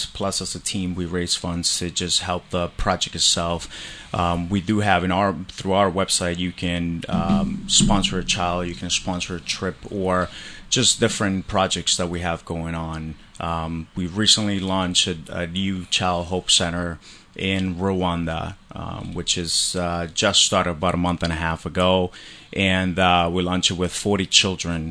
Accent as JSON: {"language": "English", "country": "Colombia", "tie": "born or raised there", "moved": "yes", "said": "I grew up in Colombia. So I'm an immigrant from Colombia"}